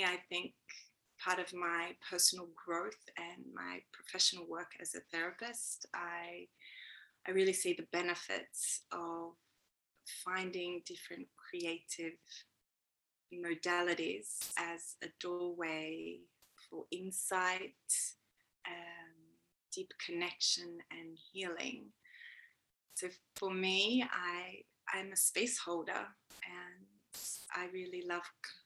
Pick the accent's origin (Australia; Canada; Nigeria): Australia; accent: Australian; moved away as an adult; now in Sweden; you can probably hear I have an Australian accent